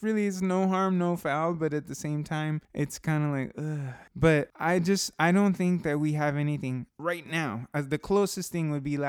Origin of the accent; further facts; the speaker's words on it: Southern California, United States; Well, I'm from Southern California